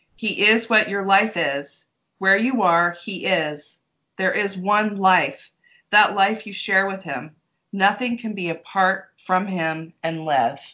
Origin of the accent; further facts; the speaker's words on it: San Diego, California, United States; I grew up in San Diego